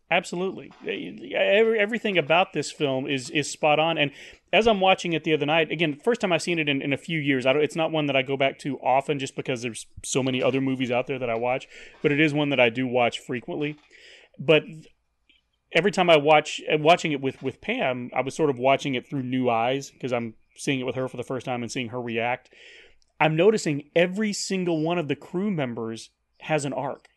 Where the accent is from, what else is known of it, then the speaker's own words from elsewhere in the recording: Paris, Texas, United States; moved away; I was still living in my hometown, Paris, Texas, the second largest Paris in the world.